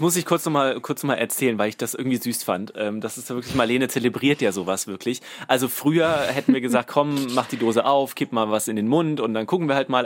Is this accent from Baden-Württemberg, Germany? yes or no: no; Saarland, Germany; wir kommen ja aus dem Saarland